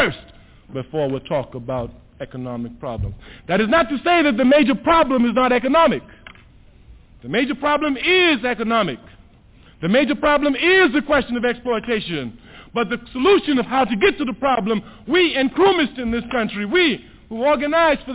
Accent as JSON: {"language": "English", "country": "Trinidad & Tobago", "tie": "born or raised there", "moved": "yes", "lives_now": "United States", "said": "I was born in Trinidad. I was born in the West Indies"}